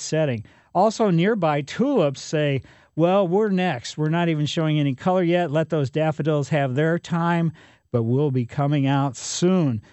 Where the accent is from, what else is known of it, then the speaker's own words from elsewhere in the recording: Ellisville, Missouri, United States; when I was a kid growing up in Ellisville